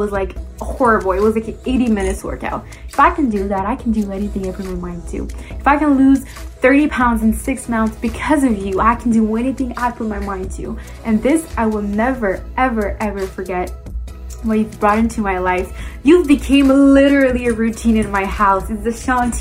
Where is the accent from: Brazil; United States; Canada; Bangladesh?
Canada; Montreal, Quebec; I am from Montreal, Canada